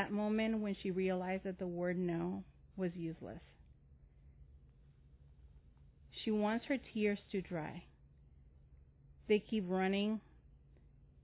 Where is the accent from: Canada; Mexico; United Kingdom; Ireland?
Mexico; now in Owensboro, United States; I'm originally from Mexico, so bilingual.